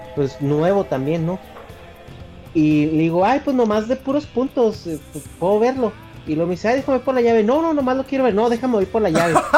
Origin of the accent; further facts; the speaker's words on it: northern Mexico, Mexico; parte del norte, donde yo soy